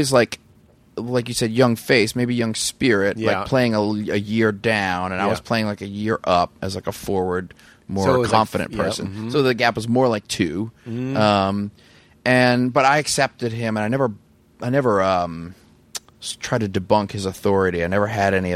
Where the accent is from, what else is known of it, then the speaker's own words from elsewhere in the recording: New Orleans, Louisiana, United States; I grew up in New Orleans too